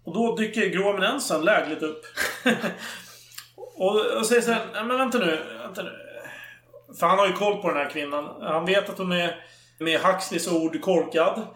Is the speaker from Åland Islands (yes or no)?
no; Sweden; vi svenskar